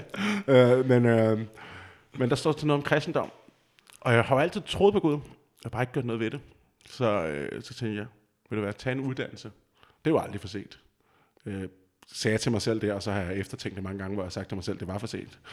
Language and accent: Danish; just outside Copenhagen, Capital Region of Denmark, Denmark; moved away as an adult; also born or lived in Vejle / Roskilde; now in Aarhus, Denmark; jeg kommer lige uden for København af, og er opvokset